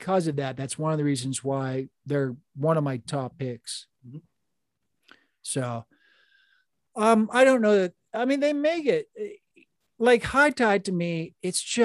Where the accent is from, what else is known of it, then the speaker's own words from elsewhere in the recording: California, United States; I'm a Californian